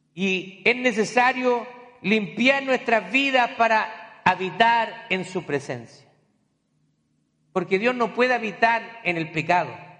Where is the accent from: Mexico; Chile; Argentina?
Chile; moved away; cuando a mí me mandaron a predicar la primera vez en mi país, allá en Chile